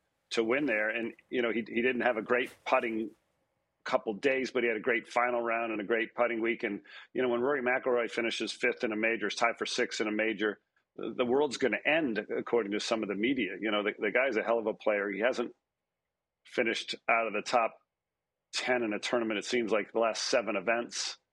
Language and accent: English; Rhode Island, United States; where I grew up in Rhode Island